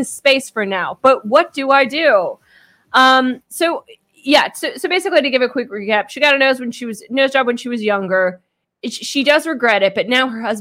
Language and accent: English; Kansas, United States; I'm from Kansas